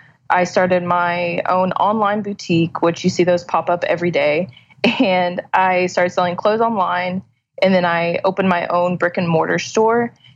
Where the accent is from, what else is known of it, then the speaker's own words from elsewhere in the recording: Pasadena, Texas, United States; now in Deer Park, United States; Pasadena, Texas.